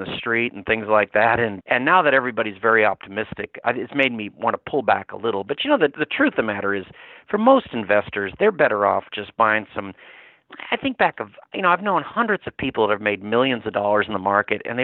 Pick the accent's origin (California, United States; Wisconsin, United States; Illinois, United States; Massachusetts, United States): Massachusetts, United States; moved away as an adult; also born or lived in Louisiana; now in New Orleans, United States; raised in Massachusetts